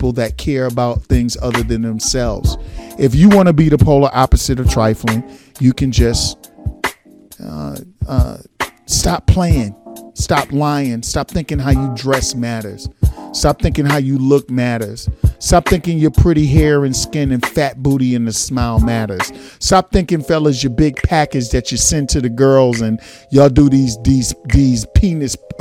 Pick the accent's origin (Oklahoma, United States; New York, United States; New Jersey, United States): New York, United States; New York City; Brooklyn, East Flatbush, stand up. That's exactly where I'm from.